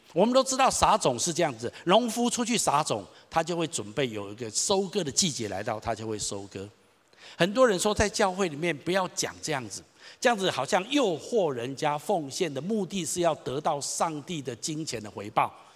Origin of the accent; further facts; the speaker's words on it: Taichung, Taiwan; 我从小在台中长大，我读立行国小、双十国中、台中一中、东海大学